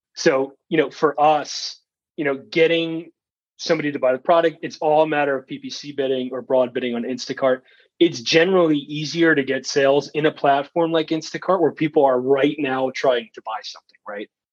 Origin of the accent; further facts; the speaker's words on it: Wisconsin, United States; also born or lived in New York / Chicago / Minnesota; I was born in New York and I lived in Wisconsin the majority of my life, or Chicago or Minnesota